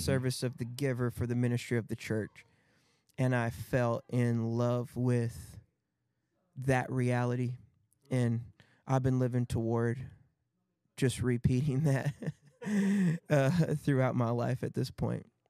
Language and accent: English; Battle Creek, Michigan, United States; in Battle Creek, Michigan, which was my hometown